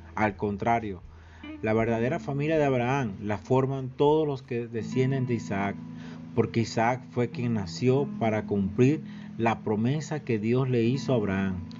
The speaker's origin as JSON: {"language": "Spanish", "country": "Venezuela", "said": "Somos venezolanos, somos latinoamericanos"}